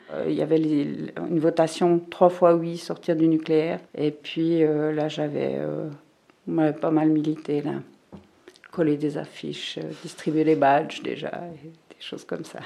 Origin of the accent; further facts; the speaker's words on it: Fribourg, Switzerland; je suis née ici à Fribourg euh, en 1963